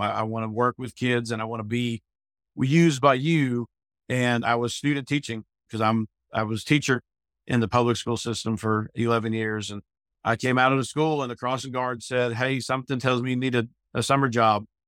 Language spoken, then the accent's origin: English; Pennsylvania, United States; moved away as an adult; also born or lived in Tuscaloosa, Alabama; now in Northport, United States; I came from Pennsylvania as an 18 year old came down to march in the Million Dollar Band here in Tuscaloosa